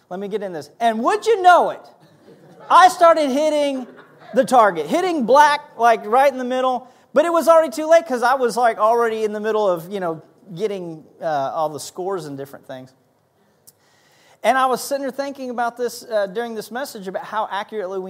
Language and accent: English; Kansas, United States; I was raised in Kansas around guns